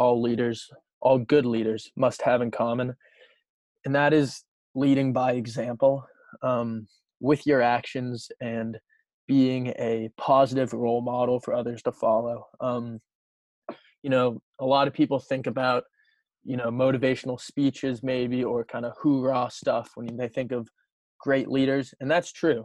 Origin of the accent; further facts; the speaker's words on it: Wayland, Massachusetts, United States; I'm from Wayland and went to Wayland High School with Sean